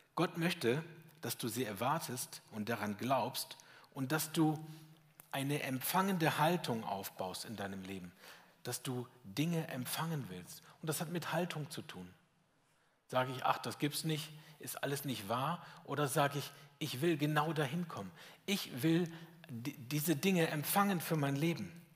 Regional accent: Lower Saxony, Germany; moved away as an adult; now in Schwäbisch Hall, Germany; Ich komme aus Sachsen, aus Niedersachsen, um genau zu sein.

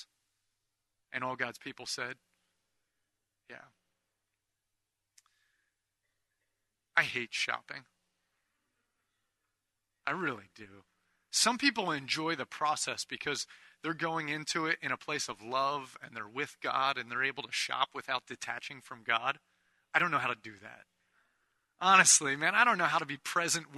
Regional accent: United States; we're Americans

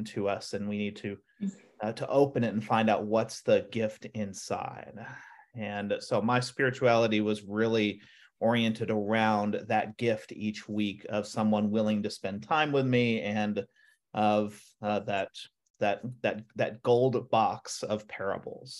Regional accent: Oklahoma, United States; moved away; growing up in Oklahoma

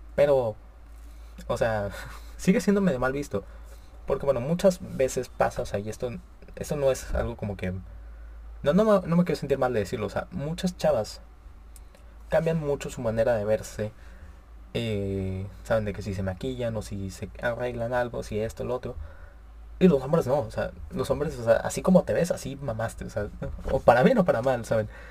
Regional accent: Monterrey, Nuevo León, Mexico; yo soy de Monterrey, Nuevo León

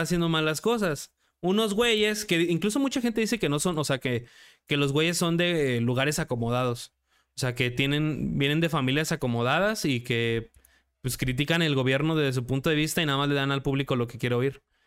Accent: Mexico; yo como director mexicano

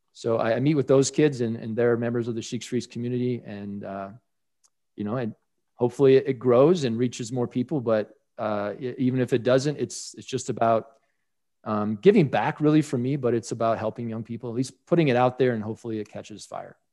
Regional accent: Colorado, United States; in my home state of Colorado

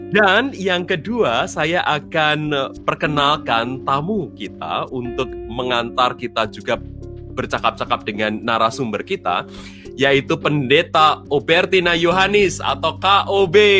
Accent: Central Java, Indonesia; sebenarnya sama dengan saya asalnya dari Jawa Tengah

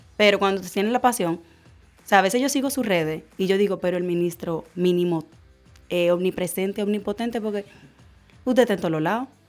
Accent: Dominican Republic; como ciudadana dominicano

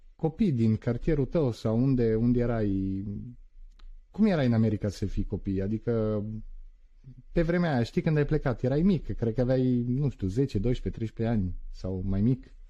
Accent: Turin, Piedmont, Italy; also born or lived in Constanța, Romania; eu în Italia am stat într-o zonă unde m-am născut la Torino

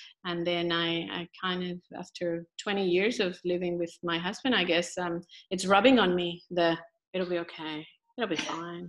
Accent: Colombia; moved away as an adult; now in Australia; growing up in Colombia

